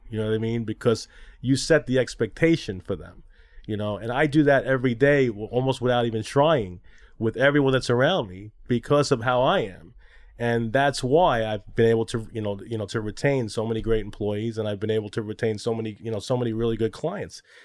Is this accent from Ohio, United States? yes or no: no; New York City, New York, United States; also born or lived in Long Island; now in Manhattan, United States; I was born in Flushing, Queens, and now I live here in Manhattan.